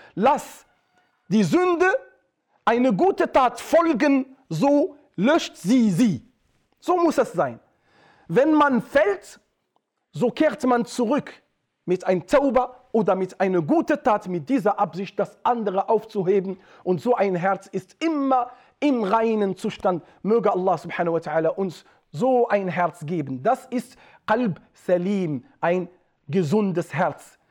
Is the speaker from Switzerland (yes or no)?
no; Atlas Mountains, Morocco; moved away; bei uns in Atlasgebirgen, wo die Menschen konservativ sind